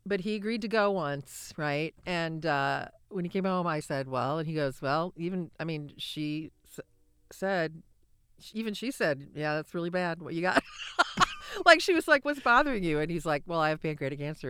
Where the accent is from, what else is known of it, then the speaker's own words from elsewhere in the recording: Cedar Rapids, Iowa, United States; moved away as an adult; also born or lived in Nashville; I grew up in Cedar Rapids, but I lived elsewhere for twenty years.